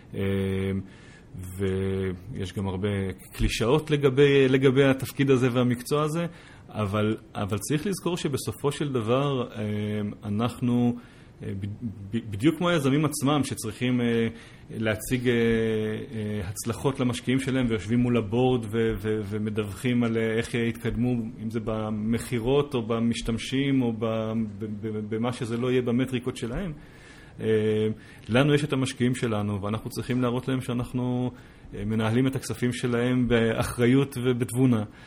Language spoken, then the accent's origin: Hebrew; Israel; also born or lived in United States; כישראלי, בוגר יחידות טכנולוגיות בצבא